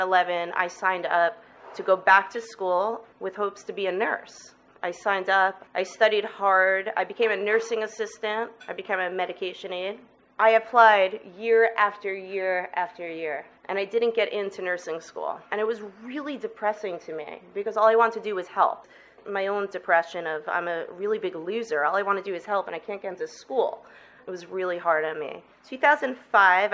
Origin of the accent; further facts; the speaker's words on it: New York City, New York, United States; moved away as an adult; also born or lived in Manhattan; now in Portland, United States; I was born in 1971 in Brooklyn, New York, to an incredible Jewish family.